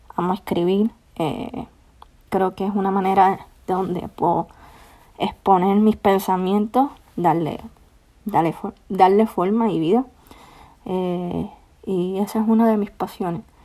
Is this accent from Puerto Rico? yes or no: yes; Puerto Rico; now in Florence, United States; Soy de Puerto Rico. Actualmente vivo en Florence, Alabama.